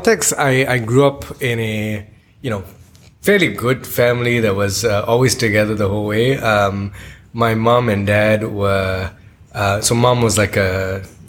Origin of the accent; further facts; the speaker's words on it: Ipoh, Perak, Malaysia; I grew up in Ipoh.